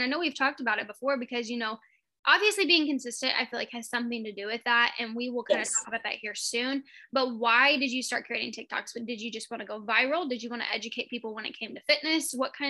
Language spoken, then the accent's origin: English; Indiana, United States; I'm from Indiana.